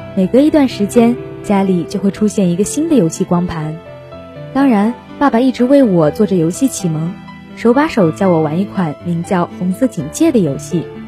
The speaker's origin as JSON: {"language": "Chinese", "region": "Heilongjiang", "country": "China", "tie": "born or raised there", "moved": "as an adult", "lives_now": "Nanjing, China", "said": "来自黑龙江，我在南京大学，距离我的家乡两千六百一十一公里"}